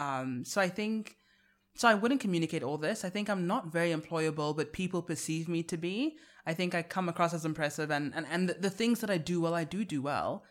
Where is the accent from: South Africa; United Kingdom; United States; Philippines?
South Africa; accent: South African; I sell my South African accent as British